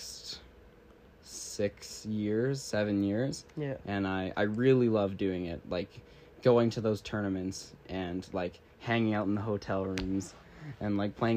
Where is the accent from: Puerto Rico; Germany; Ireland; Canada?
Canada; British Columbia; also born or lived in Creston, British Columbia / United States; I moved here when I was like 2 or 3, so I basically spent my entire life here. And I got to grow up here